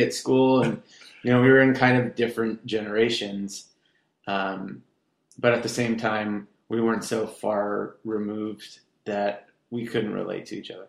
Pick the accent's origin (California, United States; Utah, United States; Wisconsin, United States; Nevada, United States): California, United States; Irvine; also born or lived in Garden Grove, California / Westminster, California; Raised in Irvine, like when Irvine was nothing